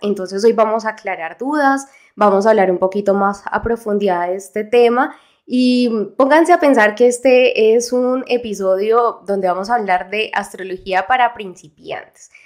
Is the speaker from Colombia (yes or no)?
yes; Colombia; acá en mi país